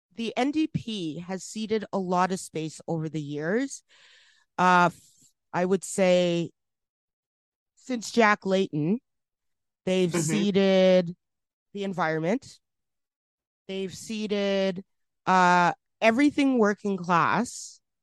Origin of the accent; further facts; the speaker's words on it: Edmonton, Alberta, Canada; from Edmonton, Alberta, my hometown